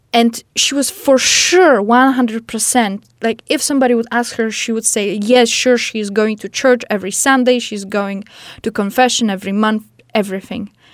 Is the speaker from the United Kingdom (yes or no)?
no; Poland; English is a second language; moved away; I'm from Poland